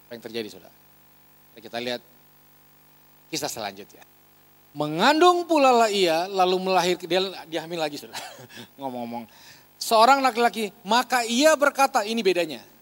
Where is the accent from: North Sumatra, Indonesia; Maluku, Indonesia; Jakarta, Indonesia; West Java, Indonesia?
Maluku, Indonesia; Ambon; Saya asli Ambon, mama Manado.